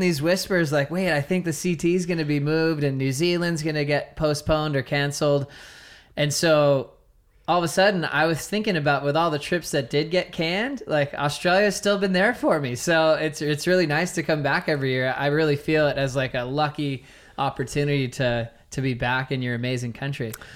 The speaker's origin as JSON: {"language": "English", "town": "Honolulu", "region": "Hawaii", "country": "United States", "tie": "born or raised there", "also_born_or_lived": "California", "moved": "yes", "said": "I was born in California, and then I moved to Hawaii when I was six, five or six, and then we uh, we're right in Manoa, uh, the Manoa Valley, which is really close to Waikiki"}